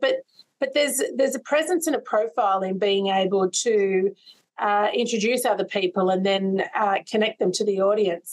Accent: Sydney, New South Wales, Australia; I grew up in Sydney's West

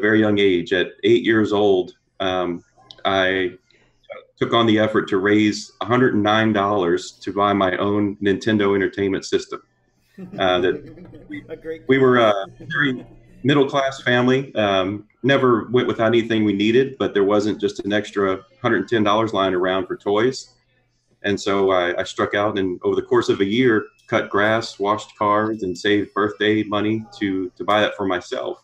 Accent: just south of New Orleans, Southern Louisiana, United States; moved away as an adult; also born or lived in Fort Worth, Texas; I'm originally from Southern Louisiana, grew up just south of New Orleans

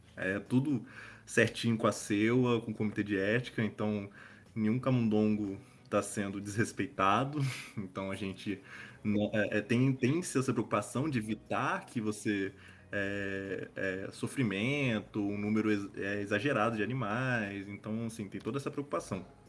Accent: Espírito Santo, Brazil; eu sou do Espírito Santo

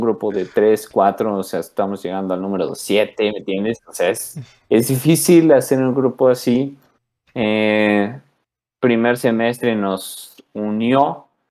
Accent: Mexico; soy mexicano

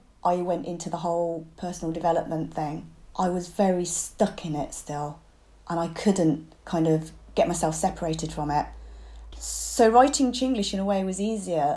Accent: United Kingdom; being a British Chinese kid, not fitting in at home from being too Western and not fitting in at school for being too Chinese.

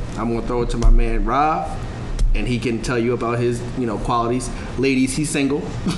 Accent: Philadelphia, Pennsylvania, United States; if y'all want to follow. I'm originally from Philly.

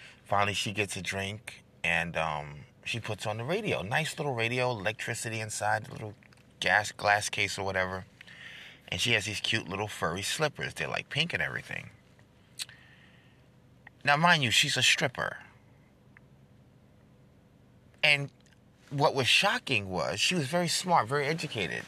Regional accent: New York, United States; I'm from New York

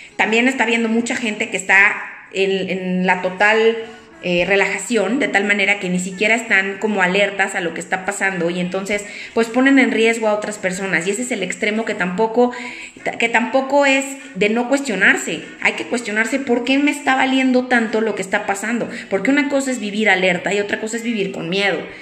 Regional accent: Mexico; soy eh, mexicana

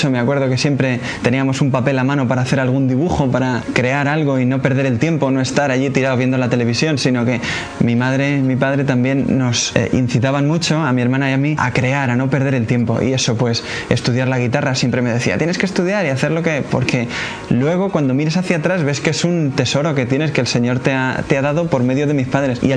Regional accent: Cuenca, Castilla-La Mancha, Spain; de la comunidad Siervos del Hogar de la Madre y pues soy de Cuenca. Yo conocí a esta comunidad en Cuenca en una peregrinación que hicieron a Fátima.

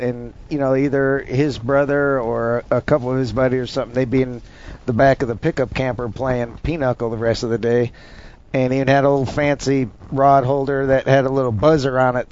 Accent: North Dakota, United States; moved away; I'm from Dump Truck County, North Dakota, way, way, way out in the country

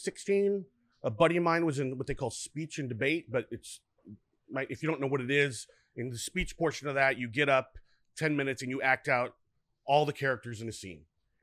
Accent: Fort Collins, Colorado, United States; moved away; also born or lived in Arizona; Northern Colorado. Fort Collins, Colorado.

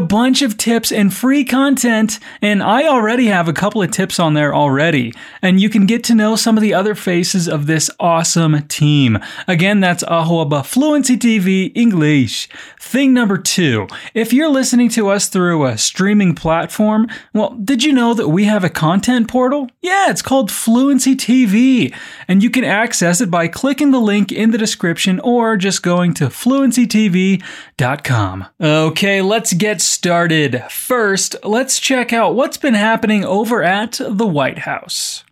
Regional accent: United States; now in Colorado, United States; I'm American and I live in Colorado

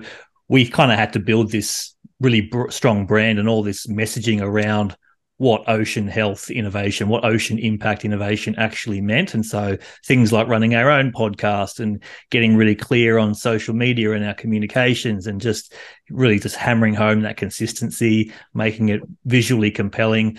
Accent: East Coast of Australia, Australia; growing up on the East Coast of Australia

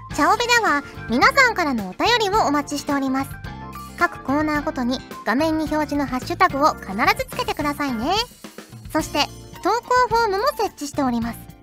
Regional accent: Fukuoka, Japan; accent: Hakata dialect; now in Tokyo, Japan; 私のね、故郷の福岡

